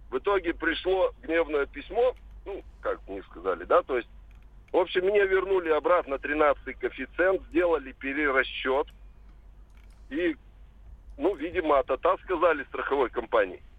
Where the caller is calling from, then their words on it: Perm, Perm Krai, Russia; Э, здравствуйте, я из Перми звоню.